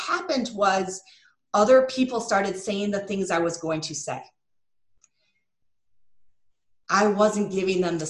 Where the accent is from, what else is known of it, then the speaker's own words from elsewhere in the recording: Michigan, United States; I'm from Michigan